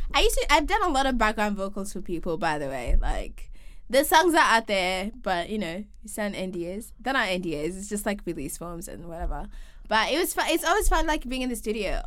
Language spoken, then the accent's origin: English; Kenya; moved away as an adult; we're both from Kenya and we moved here to study